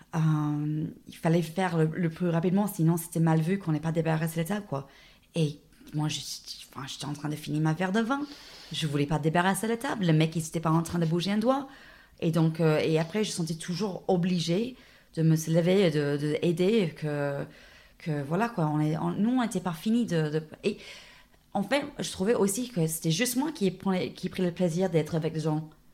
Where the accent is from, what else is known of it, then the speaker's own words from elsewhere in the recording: Dubbo, New South Wales, Australia; French is a second language; moved away as an adult; also born or lived in France / Sydney, Australia / Rennes, France; now in Clermont-Ferrand, France; c'était où j'ai grandi. Donc moi, je viens de la Bouche. Je ne suis pas du tout une euh, un, ville de, un fille des grandes villes. Je viens de Dubbo.